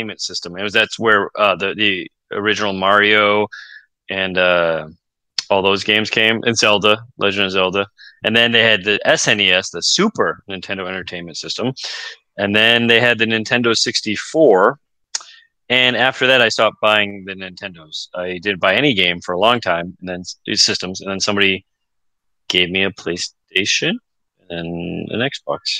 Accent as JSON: {"language": "English", "region": "Massachusetts", "country": "United States", "also_born_or_lived": "Texas", "moved": "as an adult", "said": "I was from Massachusetts"}